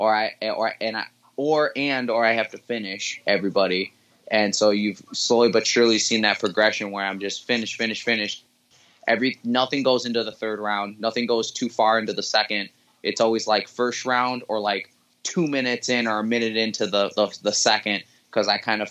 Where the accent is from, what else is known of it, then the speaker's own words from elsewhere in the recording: Milwaukee, Wisconsin, United States; I was born and raised in Milwaukee, Wisconsin